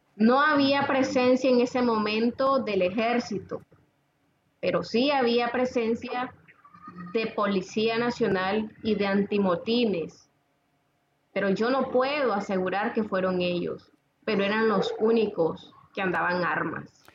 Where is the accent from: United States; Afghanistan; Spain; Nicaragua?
Nicaragua; somos nicaragüenses